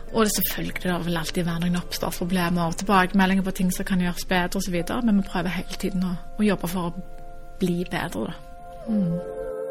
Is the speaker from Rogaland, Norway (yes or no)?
yes; Stavanger, Rogaland, Norway; Jeg er født og oppvokst i Stavanger